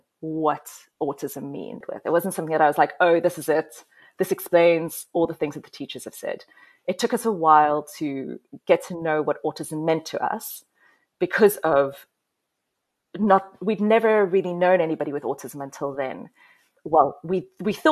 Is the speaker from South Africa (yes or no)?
yes; South Africa; moved away as an adult; now in United Kingdom; So I am South African, living in the UK. I followed my partner here about 10 years ago.